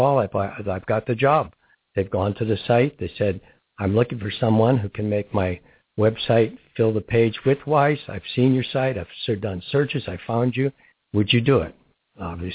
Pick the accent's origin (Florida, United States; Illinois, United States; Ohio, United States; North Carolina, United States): Ohio, United States; Barberton; now in Crestview Hills, United States; I was from Barberton, Ohio